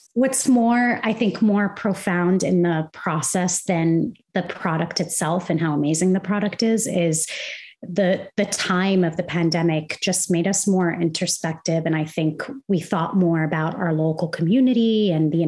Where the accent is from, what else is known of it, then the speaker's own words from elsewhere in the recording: Kuwait; moved away as an adult; also born or lived in Arizona, United States / Indiana, United States; now in United States; I'm originally from Kuwait, which is in the Middle East. Uh, I was born and raised there, and I moved to the US to go to Arizona State University's interior design program